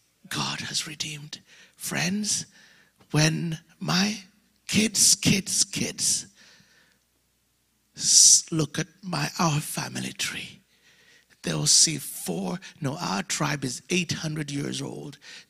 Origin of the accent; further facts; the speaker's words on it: Louisiana, United States; I'm Cajun. We do this.